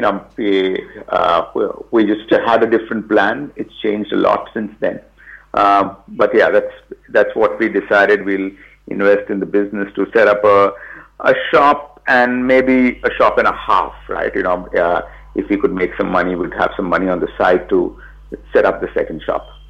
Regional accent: Mumbai, Maharashtra, India; also born or lived in Bangalore; I'm from Bombay and I, I'd come back to India.

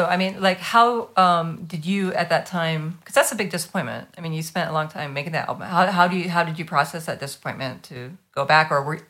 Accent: the South, United States; I'm from the South

